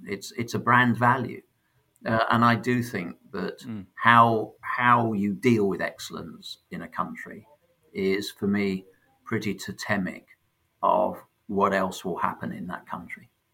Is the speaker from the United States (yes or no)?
no; Sheffield, Yorkshire and the Humber, United Kingdom; born or raised there; also born or lived in London